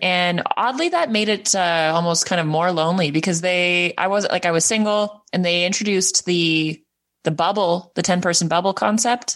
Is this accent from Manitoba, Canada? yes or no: no; Edmonton, Alberta, Canada; moved away as an adult; also born or lived in New Brunswick; now in Prince Edward Island, Canada; I'm from Edmonton